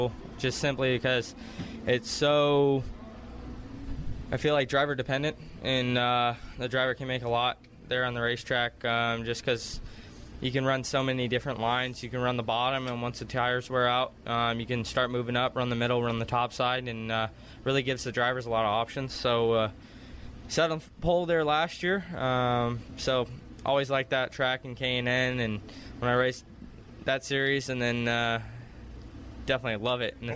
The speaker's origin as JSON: {"language": "English", "town": "Las Vegas", "region": "Nevada", "country": "United States", "tie": "born or raised there", "said": "I grew up in Las Vegas"}